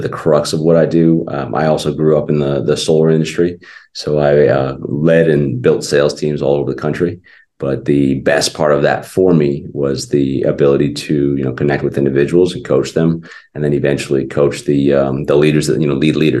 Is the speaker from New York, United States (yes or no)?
no; Arizona, United States; also born or lived in New Jersey; at like 3 or 4, we left New Jersey and I was raised in Arizona.